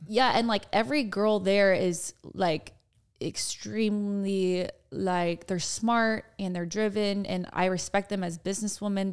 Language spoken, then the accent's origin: English; Dallas, Texas, United States; We're, we're from Dallas